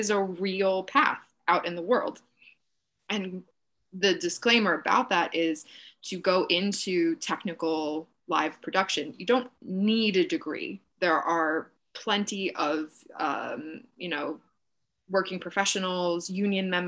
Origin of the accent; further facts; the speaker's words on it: Oyster Bay, New York, United States; also born or lived in Syracuse; now in New York City, United States; I grew up just outside of New York City on Long Island in a small town called Oyster Bay.